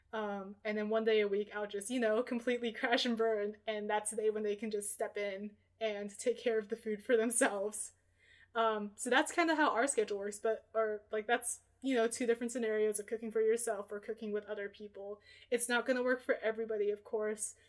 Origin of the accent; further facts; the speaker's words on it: Portland, Oregon, United States; I'm from Portland, Oregon, so I spent every single Tuesday of my elementary school time looking forward to reading Food Day from the Oregonian